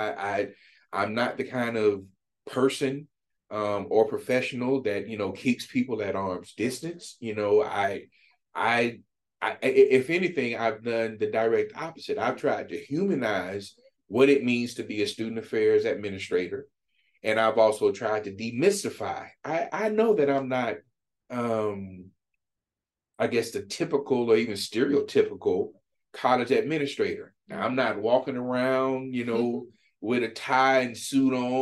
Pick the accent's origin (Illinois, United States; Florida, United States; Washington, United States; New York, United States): Florida, United States; moved away as an adult; now in Michigan, United States; I'm from Florida